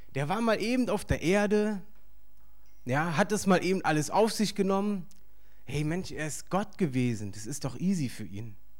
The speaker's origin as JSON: {"language": "German", "region": "Berlin", "country": "Germany", "tie": "born or raised there", "said": "ich bin hier aufgewachsen in Berlin"}